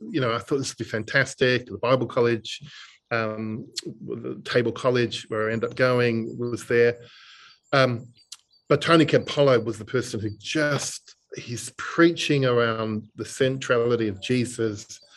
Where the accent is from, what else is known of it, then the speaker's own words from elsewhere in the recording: Dingley, Victoria, Australia; the church I grew up in Dingley.